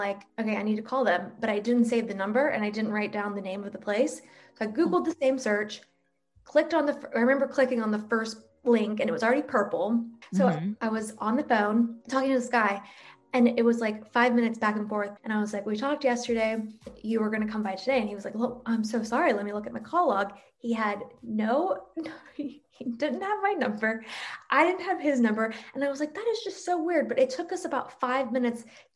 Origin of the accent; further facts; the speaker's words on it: East Coast, United States; Stephanie and I grew up on the East Coast